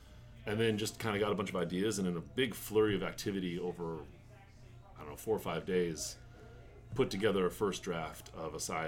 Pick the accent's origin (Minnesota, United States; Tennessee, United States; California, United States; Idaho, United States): Idaho, United States; Boise; moved away as an adult; also born or lived in Japan / Colorado; So I was born and raised in Boise, Idaho, and then after college, I taught English in Japan for a year and then after returning from that, I moved to Colorado, lived there for about 10 years, and just moved out here.